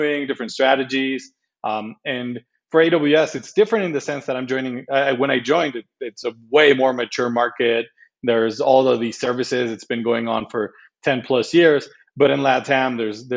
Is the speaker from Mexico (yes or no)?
yes; Mexico; I'm Mexican. I was born and raised in Mexico, lived most of my life in Mexico